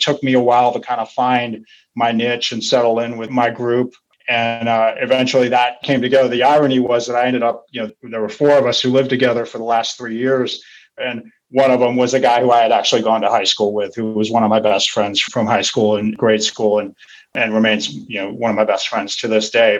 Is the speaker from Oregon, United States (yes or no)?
no; Santa Rosa, California, United States; moved away; also born or lived in San Francisco; I was this kid from Santa Rosa, which at the time was really kind of a farm town